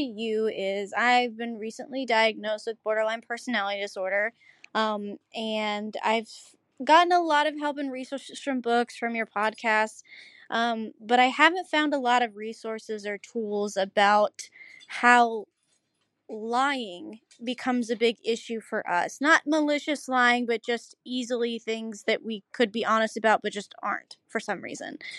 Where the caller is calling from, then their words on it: Dade City, Florida, United States; I'm calling from Dade City, Florida